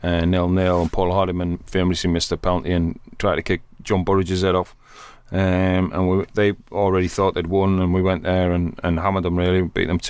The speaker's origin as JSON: {"language": "English", "town": "Newcastle upon Tyne", "region": "North East England", "country": "United Kingdom", "tie": "born or raised there", "said": "because I'm from Newcastle. And supported Sunderland as a kid, so that was, I got a lot of abuse at school and everything growing up"}